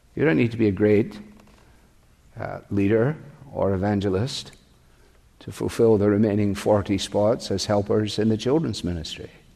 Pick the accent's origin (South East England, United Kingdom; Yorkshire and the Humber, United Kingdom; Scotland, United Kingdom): Scotland, United Kingdom; I grew up with them in Scotland